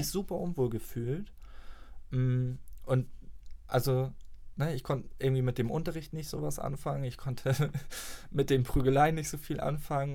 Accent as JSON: {"language": "German", "area": "near Flensburg", "region": "Schleswig-Holstein", "country": "Germany", "tie": "born or raised there", "moved": "yes", "said": "komme aus der Nähe von Flensburg, bin dort auf dem Dorf groß geworden. Fast 20 Jahre habe ich dort gelebt"}